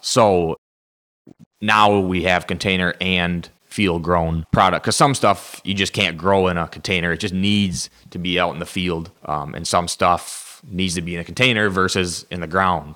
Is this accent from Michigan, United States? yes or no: yes; Saginaw, Michigan, United States; born and raised in Saginaw, right here at the nursery